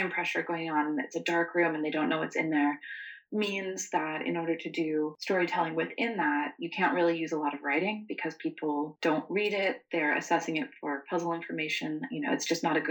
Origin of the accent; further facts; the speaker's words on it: the South, United States; Growing up in the South, my dad used to take us around to a lot of battlefield graveyards and old historic homes.